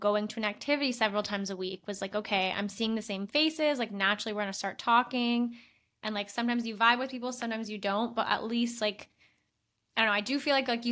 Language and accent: English; Toronto, Ontario, Canada; also born or lived in France; growing up in Toronto